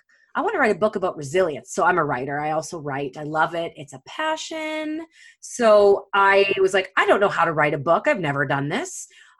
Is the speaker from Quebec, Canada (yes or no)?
no; Winnipeg, Manitoba, Canada; moved away as an adult; now in West Coast, Canada; I'm from Winnipeg, Manitoba. Holla, all those prairie people out there. But I moved out west, like a lot of Manitobans do, to escape the winter. And I fell in love with the West Coast.